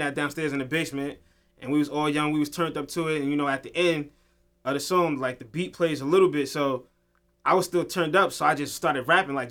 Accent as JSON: {"language": "English", "town": "White Plains", "region": "New York", "country": "United States", "tie": "born or raised there", "said": "I'm from White Plains, born and raised, South Lexington"}